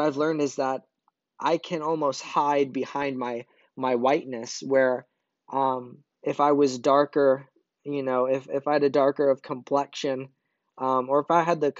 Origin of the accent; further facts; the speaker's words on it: Brazil; born there; So a little bit about my background, if you don't know, I was born in Brazil.